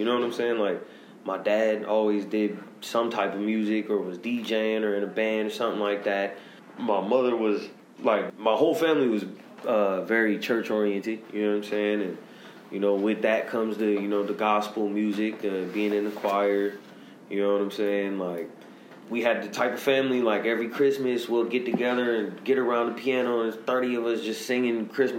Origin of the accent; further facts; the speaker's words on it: Missouri, United States; I'm originally from Missouri. I'm 35 years old, going on 36, depending on what time this comes out. Y'all might even, I might be whatever, you know what I'm saying? But I lived all over the country, and I rap.